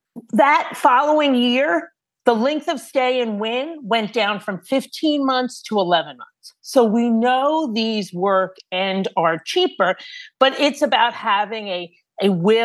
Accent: New York City, New York, United States; I'm a New Yorker.

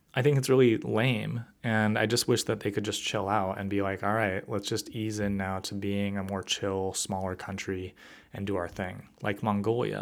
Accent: United States; as an American

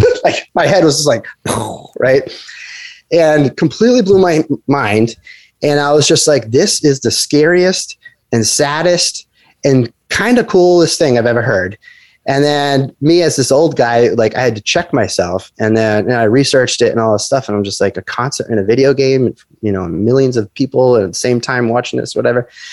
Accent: Rhode Island, United States; moved away as an adult; also born or lived in Boston / Los Angeles / San Francisco; I'm from Rhode Island, but I was living in, in Boston

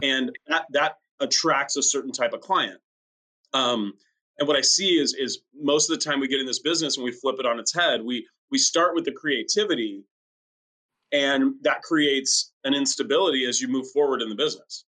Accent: France; now in La Quinta, United States; my home country of France

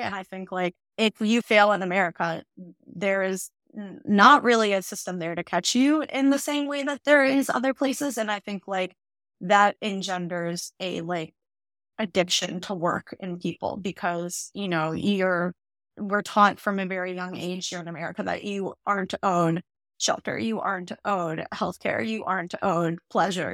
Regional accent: Northern Illinois, United States; I grew up in Northern Illinois in a very white area

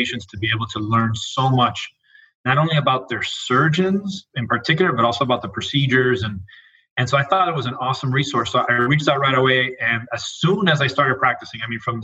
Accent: Miami, Florida, United States; moved away as an adult; also born or lived in Puerto Rico / Albuquerque, New Mexico / Raleigh, North Carolina; I was born and raised in Miami, Florida

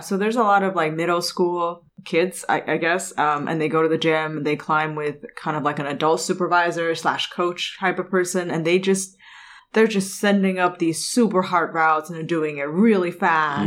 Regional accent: Canada; moved away; I grew up in Canada

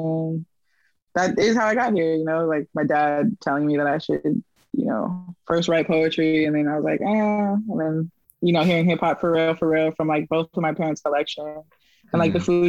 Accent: Oakland, California, United States; now in Brooklyn, United States; I grew up in the Bay, between Oakland and New City, which is a suburb outside of Oakland

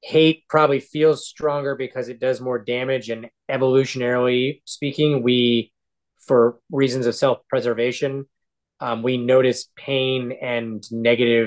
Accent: Seattle, Washington, United States; I grew up in Seattle, and that was sort of my church.

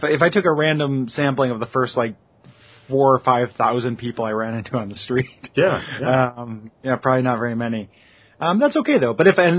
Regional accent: DeKalb, Illinois, United States; I grew up in DeKalb.

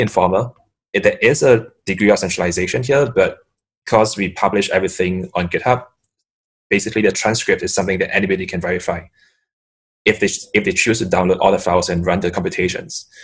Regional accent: Singapore; I'm from Singapore

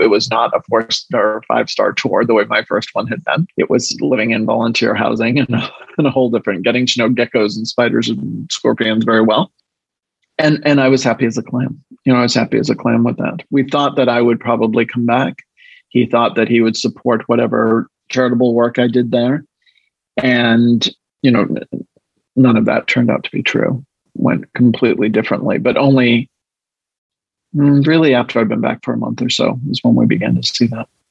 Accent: Northeast coast of the United States, United States; moved away as an adult; also born or lived in the South (US) / Chicago / Washington, D.C.; Well, I not only grew up in the States, I grew up in the Northeast coast as well, but of the United States.

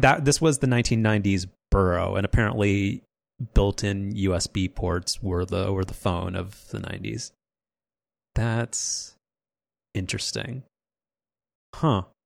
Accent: Southern California, United States; we grew up in Southern California

